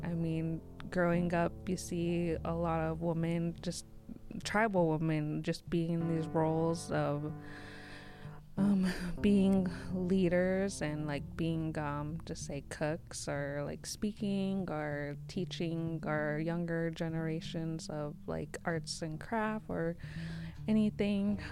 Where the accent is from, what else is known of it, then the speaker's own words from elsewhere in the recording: Lummi, Washington, United States; I come from Lummi